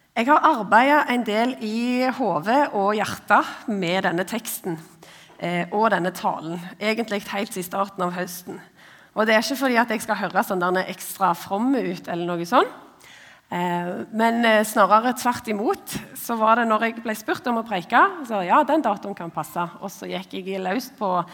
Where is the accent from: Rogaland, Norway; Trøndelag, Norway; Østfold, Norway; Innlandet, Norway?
Rogaland, Norway; Ombo, Indre Ryfylke; Jeg er født og oppvokst på ei stor, men liten, altså veldig få mennesker, eh, øy som heter Ombo